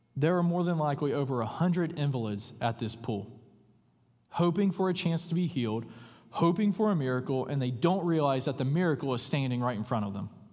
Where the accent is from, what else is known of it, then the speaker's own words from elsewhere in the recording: the buckle of the Bible Belt, the South, United States; moved away; I grew up in what is known as the buckle of the Bible Belt